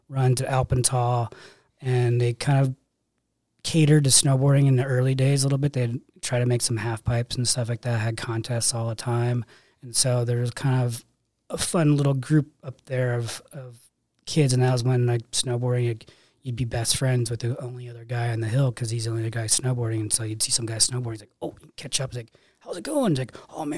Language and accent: English; Bellevue, Washington, United States; I grew up outside of Seattle, Bellevue